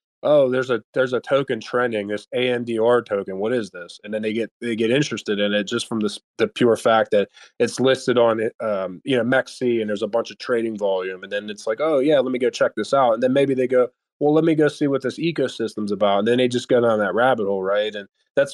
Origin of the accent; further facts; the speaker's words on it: United States; being an American